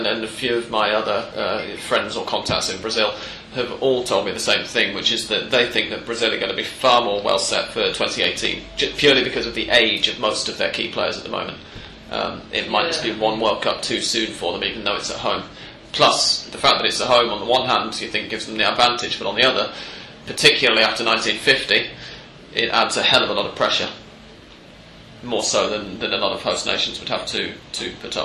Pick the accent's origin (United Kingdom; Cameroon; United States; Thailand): United Kingdom; England; as an Englishman